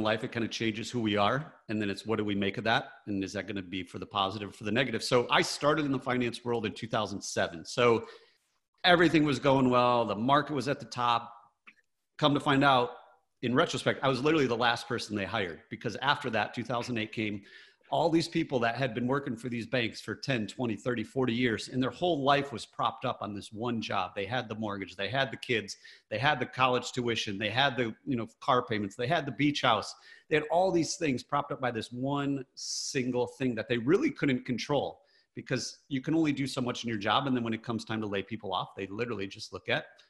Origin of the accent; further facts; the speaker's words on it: Michigan, United States; I grew up in Michigan, very blue collar